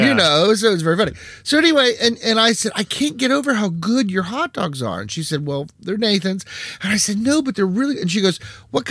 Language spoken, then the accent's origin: English; Parkersburg, West Virginia, United States; Growing up in Parkersburg